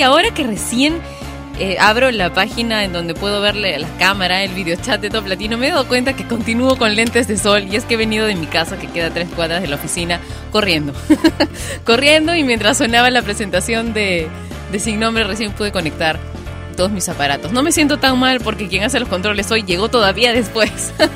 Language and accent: Spanish; Peru; mi país, Perú